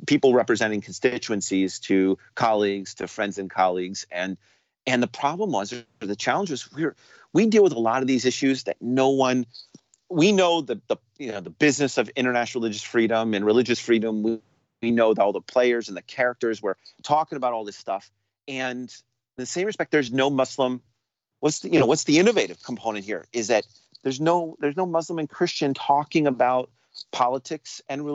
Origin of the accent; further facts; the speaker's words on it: New York City, New York, United States; I'm a New Yorker